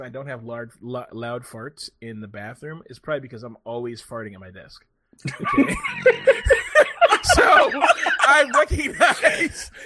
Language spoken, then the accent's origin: English; United States; I'm an American